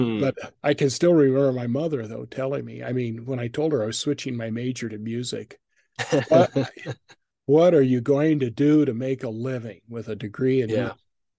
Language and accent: English; Boise, Idaho, United States; I grew up in Boise